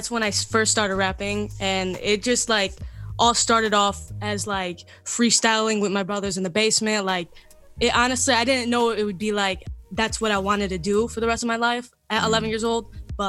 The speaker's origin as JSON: {"language": "English", "town": "Cleveland", "region": "Ohio", "country": "United States", "said": "I'm from Cleveland, Ohio."}